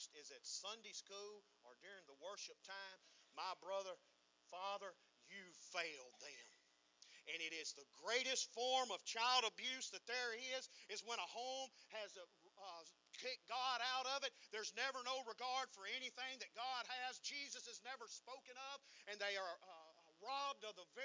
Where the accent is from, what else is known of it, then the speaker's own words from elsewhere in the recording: United States; being American